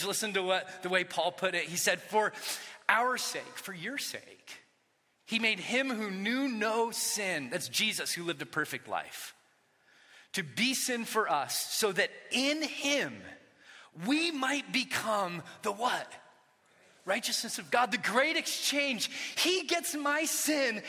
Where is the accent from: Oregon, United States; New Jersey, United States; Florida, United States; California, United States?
California, United States; Orange County; When I was a kid, I grew up in Orange County